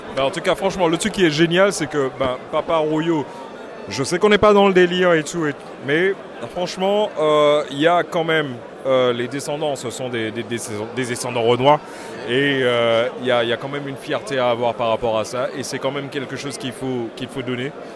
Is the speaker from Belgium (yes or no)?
no; Martinique; je suis martiniquais